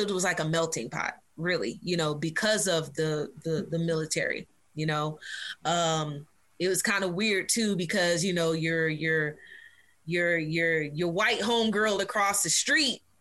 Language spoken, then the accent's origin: English; Virginia, United States; there were a few places we we bounced around to, um, but we settled in, in Virginia. And uh, child, my growing up in Virginia was cool though